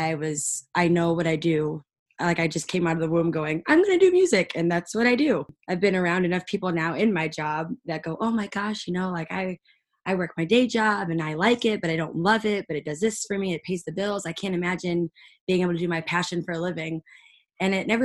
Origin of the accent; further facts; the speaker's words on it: Fenton, Missouri, United States; moved away as an adult; now in Nashville, United States; I was born in Fenton, Missouri, and that is right outside of St. Louis